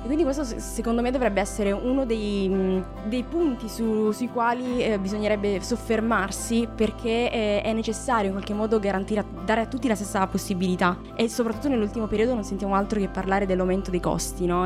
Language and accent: Italian; Calabria, Italy; moved away as an adult; now in Pisa, Italy; sono calabrese, però mi sono trasferita quando ho finito le scuole superiori a Pisa in Toscana